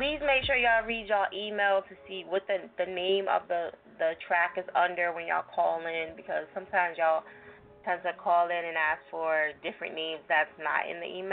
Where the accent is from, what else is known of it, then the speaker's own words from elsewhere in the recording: New Jersey, United States; I'm from Jersey